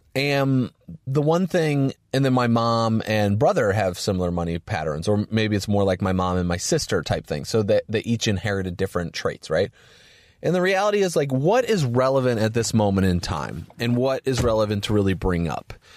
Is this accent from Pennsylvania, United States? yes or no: no; Valparaiso, Indiana, United States; Valparaiso, Indiana, where I grew up, my hometown